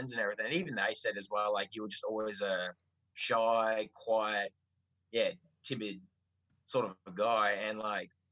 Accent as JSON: {"language": "English", "town": "Stratford", "region": "Victoria", "country": "Australia", "tie": "born or raised there", "also_born_or_lived": "Sale / Briagolong", "said": "I was born on 24th of Feb 92 in Sale. I grew up actually in Stratford for most of my young life"}